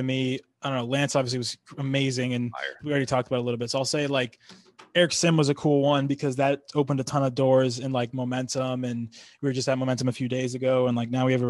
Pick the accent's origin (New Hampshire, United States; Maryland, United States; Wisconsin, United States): New Hampshire, United States; Exeter; moved away; I'm from Exeter, New Hampshire